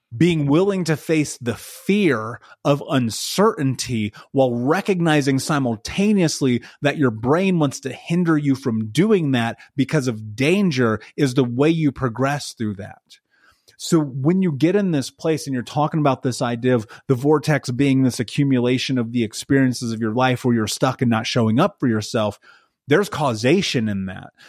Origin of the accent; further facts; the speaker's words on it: United States; I grew up in America, and we were so poor, they turned our water off